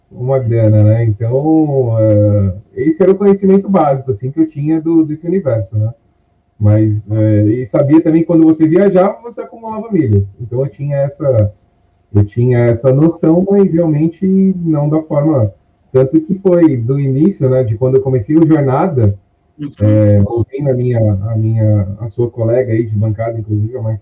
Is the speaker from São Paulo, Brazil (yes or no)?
yes; São Paulo, Brazil; eu tenho 38 anos, eu sou aqui de São Paulo, capital.